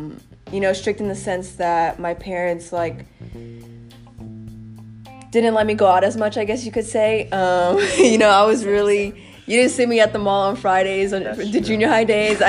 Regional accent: Texas, United States; also born or lived in New York; I was born in New York, moved to Texas when I was about 7 or 8, I believe. So I guess I can't really say I'm from New York because I've lived in Texas more, but I still like to own it

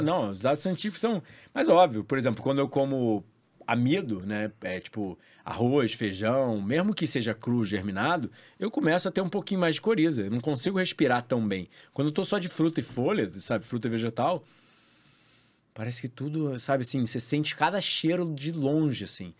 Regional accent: Rio de Janeiro, Brazil; Eu cresci na Barra da Tijuca

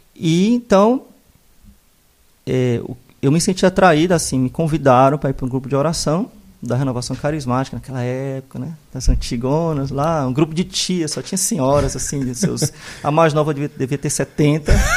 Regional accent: Fortaleza, Ceará, Brazil; moved away; also born or lived in Mossoró / Caicó / Rio de Janeiro; Sou natural de Fortaleza

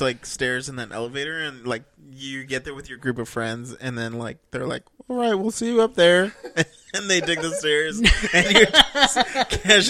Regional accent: Australia; Oh my, that's not, I'm Australian.

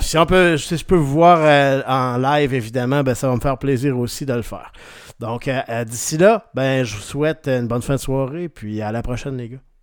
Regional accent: Rimouski, Quebec, Canada; now in Quebec City, Canada; je viens de, la région de Rimouski

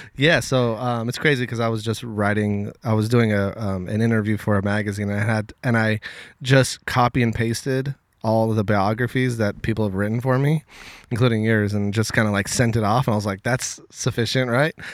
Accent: Los Angeles, California, United States; I grew up in Westchester, which is right next to the L A X airport.

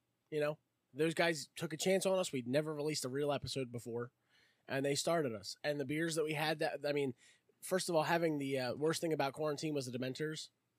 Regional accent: Philadelphia, Pennsylvania, United States; I grew up in the Roxborough Manna Young area

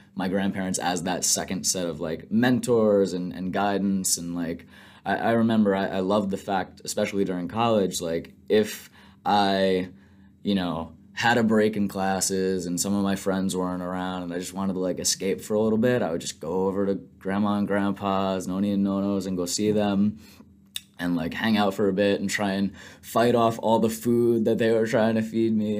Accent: Mount Sinai, New York, United States; I grew up on Long Island in Mount Sinai

